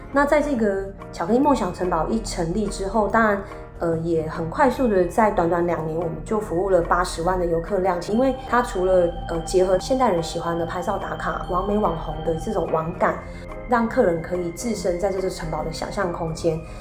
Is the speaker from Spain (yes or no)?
no; Taiwan; 我们台湾人